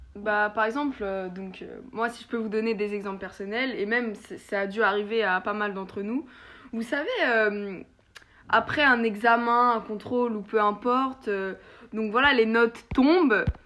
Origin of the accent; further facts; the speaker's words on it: France; en tant que Français